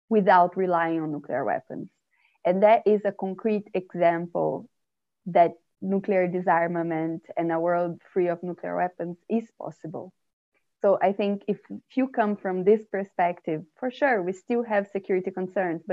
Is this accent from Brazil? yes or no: yes; Brazil; from a Brazilian perspective